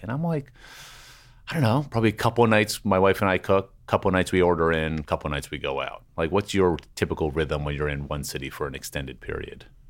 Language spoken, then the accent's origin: English; Washington, District of Columbia, United States; I grew up with Popeyes in Washington D.C.